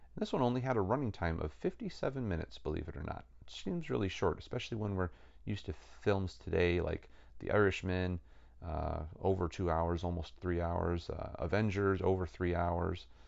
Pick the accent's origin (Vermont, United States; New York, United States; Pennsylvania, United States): New York, United States; Rochester; my hometown of Rochester, New York